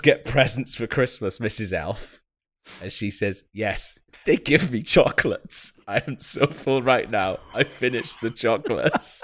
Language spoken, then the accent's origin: English; Wales, United Kingdom; I'm Welsh